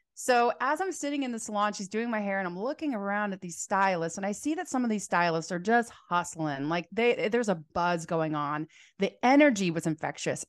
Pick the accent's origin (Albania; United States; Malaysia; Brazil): United States; Phoenix, Arizona; now in Portland, United States; so I'm from Phoenix, Arizona originally, but I live here in Portland, Oregon.